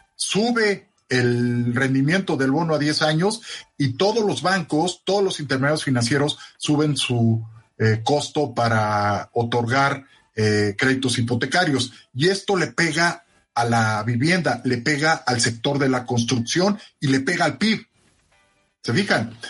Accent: Mexico; nuestro país

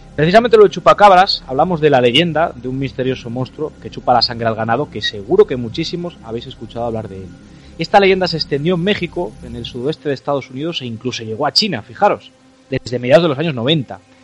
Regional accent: León, Castile and León, Spain; los que somos de León y los que somos de, la zona de León, Asturias y tal

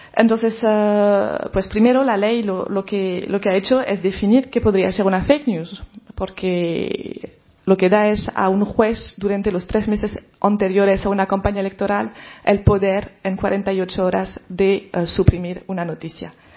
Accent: France; now in Spain; como periodista francesa

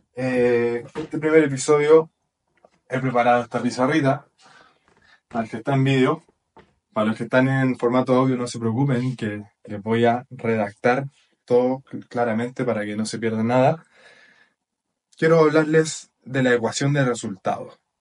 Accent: Chile; moved away as an adult; now in Portugal; soy de Chile y actualmente estoy viviendo en Portugal

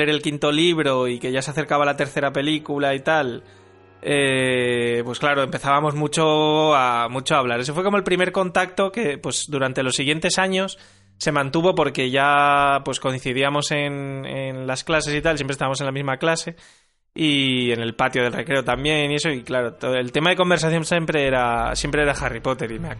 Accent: Valencian Community, Spain; exterior es a, 38 kilómetros, que estaba Valencia de mi pueblo

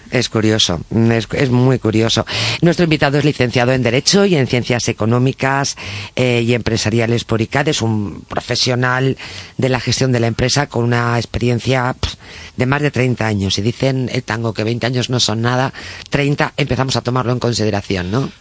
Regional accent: Tui, Galicia, Spain; now in Madrid, Spain; soy de Tui.

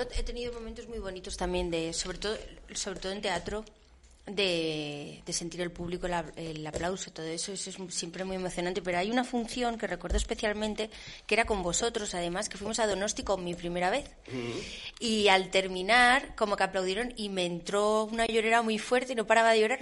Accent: Basque Country, Spain; yo soy vasca

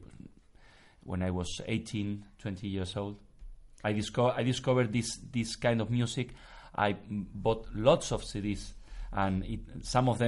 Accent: Elche, Valencian Community, Spain; English is a second language; also born or lived in New York; I grew up in Elche

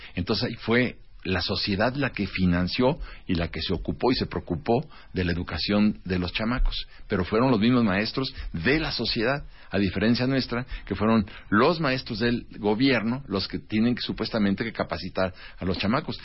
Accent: Mexico

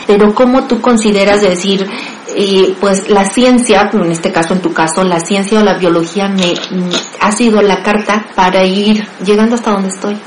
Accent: Mexico; somos mexicanas

